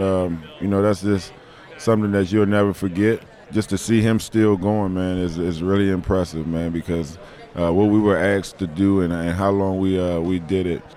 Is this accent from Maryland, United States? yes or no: yes; Maryland, United States; I grew up in Maryland